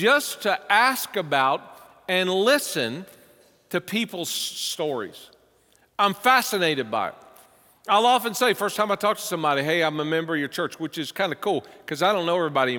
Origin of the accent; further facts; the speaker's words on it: the South, United States; moved away as an adult; now in Cincinnati, United States; with my accent, when I first moved here, people say, you're not from around here, are you? No. How did you know? I know you're from the South